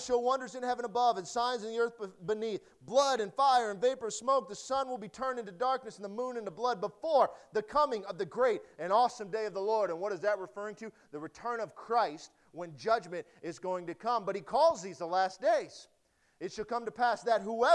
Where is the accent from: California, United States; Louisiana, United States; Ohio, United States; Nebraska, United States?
Nebraska, United States; also born or lived in Detroit, Michigan; growing up in Nebraska